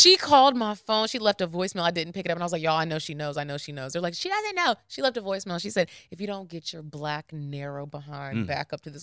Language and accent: English; Arlington, Texas, United States; now in Atlanta, United States; I'm from Texas